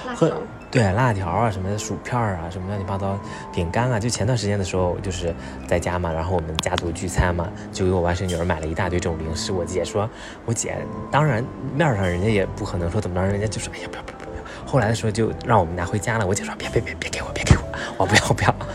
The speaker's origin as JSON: {"language": "Chinese", "region": "Jiangsu", "country": "China", "tie": "born or raised there", "said": "我的故乡江苏"}